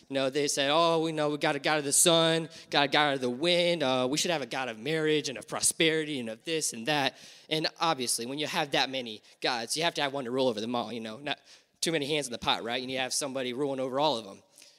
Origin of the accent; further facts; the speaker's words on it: Florida, United States; born there; My dad was born and raised in Florida. I was born in Florida.